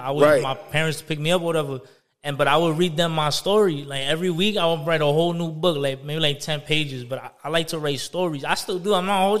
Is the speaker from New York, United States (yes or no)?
yes; New York City, New York, United States; from the Bronx, for me. I'm from New York, for me.